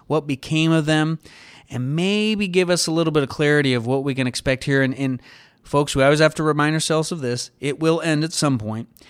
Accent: United States; as an American

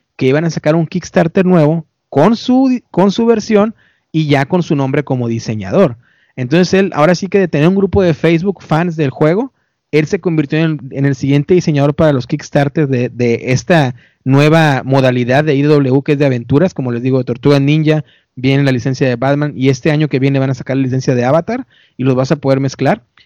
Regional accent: Mexico; now in United States; yo sé que soy mexicano y muy orgulloso

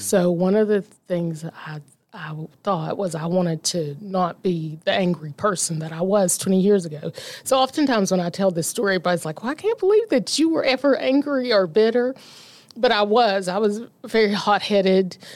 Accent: Omar, West Virginia, United States; I was raised about thirty minutes away from the city of Logan in a little place called Omar, West Virginia

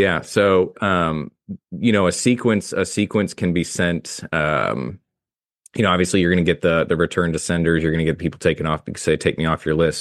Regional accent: Soldotna, Alaska, United States; now in St. Louis, United States; I'm from Kenai in Soldotna, which is on the Kenai S, Kenai Peninsula, just south of Anchorage.

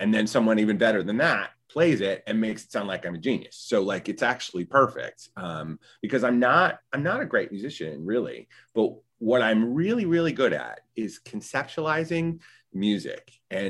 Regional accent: Winston-Salem, North Carolina, United States; also born or lived in Chicago; I worked at local community theaters where I grew up in Winston-Salem, North Carolina.

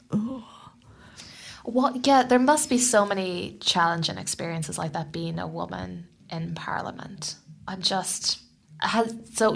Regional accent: Ireland; now in New Zealand; I'm from Ireland and we have four year terms

